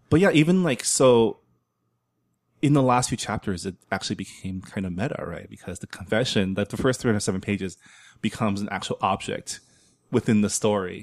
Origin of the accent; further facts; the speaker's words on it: San Gabriel, California, United States; growing up in San Gabriel, um, most of my friends in high school were Vietnamese